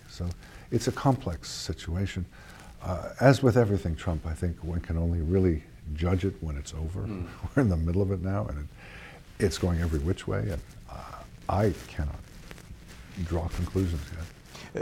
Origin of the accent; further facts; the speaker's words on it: United States; I lived through 1975 as an American